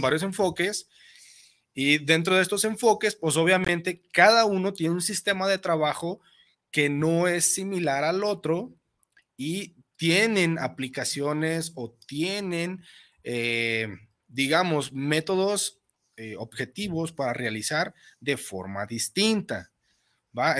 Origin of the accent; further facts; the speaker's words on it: Mexico; como buenos mexicanos